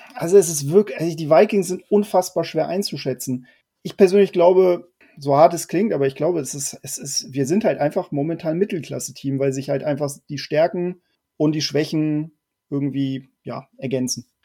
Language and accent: German; Hamburg, Germany; ich ja auch ähm, ja, Nordlicht bin, aus Hamburg komme